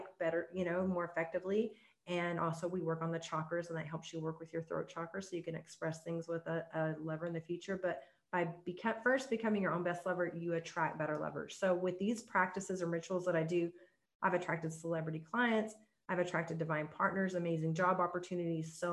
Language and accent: English; the Bible Belt, United States; I grew up in the Bible Belt